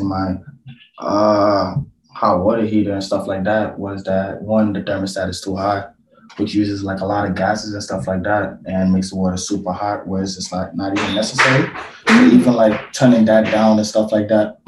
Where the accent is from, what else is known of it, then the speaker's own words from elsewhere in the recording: New York City, New York, United States; moved away as an adult; now in Buffalo, United States; originally I'm from Brooklyn, New York. I came to Buffalo because of school